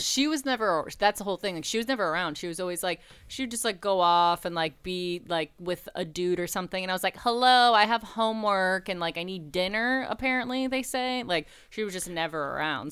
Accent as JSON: {"language": "English", "town": "Buffalo", "region": "New York", "country": "United States", "tie": "born or raised there", "moved": "as an adult", "said": "I'm from Buffalo, home of the Bills and Niagara Falls and chicken wings"}